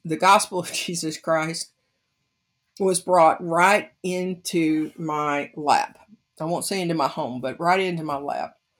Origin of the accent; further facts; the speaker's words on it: United States; growing up in the United States of America